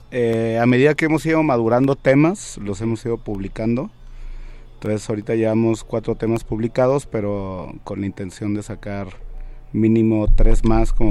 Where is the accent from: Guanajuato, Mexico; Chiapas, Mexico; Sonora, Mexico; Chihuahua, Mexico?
Sonora, Mexico; moved away; also born or lived in Guadalajara; Yo soy de Sonora, sí. Eh, digamos que fue como la primaria, la secundaria, la prepa y parte de la universidad